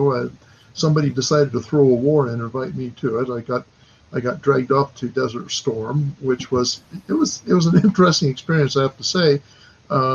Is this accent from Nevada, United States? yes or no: yes; Southern Nevada, United States; moved away; I'm actually from Southern Nevada, so I'm not that far from home originally